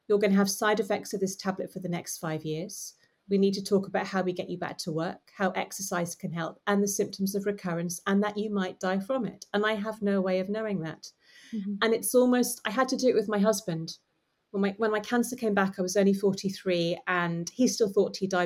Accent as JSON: {"language": "English", "country": "United Kingdom", "said": "we're British"}